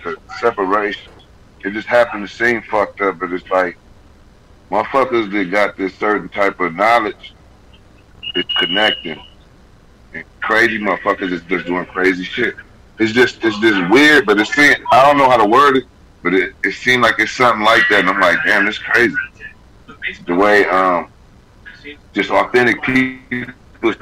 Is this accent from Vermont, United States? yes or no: no; Grand Rapids, Michigan, United States; Grand Rapids, my hometown